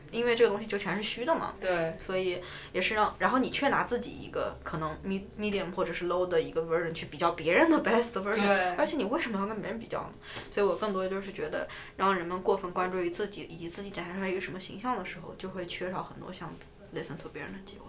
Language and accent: Chinese; northern China, China; now in New York, United States; 但我是北方人